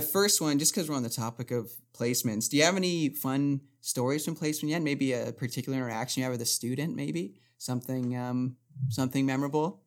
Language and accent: English; Barrie, Ontario, Canada; moved away as an adult; now in North Bay, Canada; I'm originally from Barrie